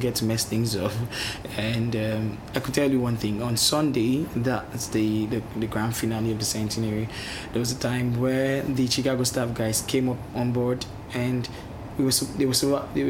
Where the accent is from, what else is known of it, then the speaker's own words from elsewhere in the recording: southern Nigeria, Nigeria; I live far down the south of Nigeria